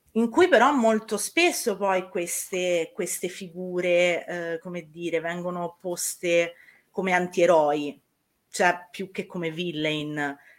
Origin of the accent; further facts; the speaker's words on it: Tuscany, Italy; io sono toscana